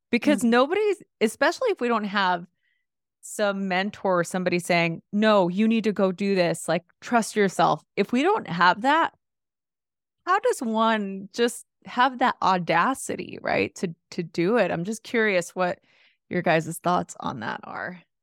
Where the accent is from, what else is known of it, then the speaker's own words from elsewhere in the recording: Los Angeles, California, United States; growing up in East L A during the L A riots in a really chaotic environment, first generation Mexican-American